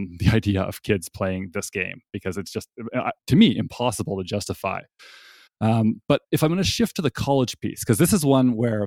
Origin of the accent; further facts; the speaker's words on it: Toronto, Ontario, Canada; now in North Carolina, United States; raised as a Canadian in Toronto